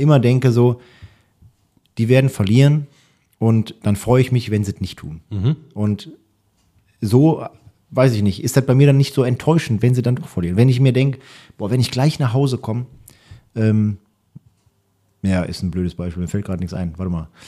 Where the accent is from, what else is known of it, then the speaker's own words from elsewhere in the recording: Rumeln, North Rhine-Westphalia, Germany; ich komme aus Rumeln, ist ein kleines Dorf gewesen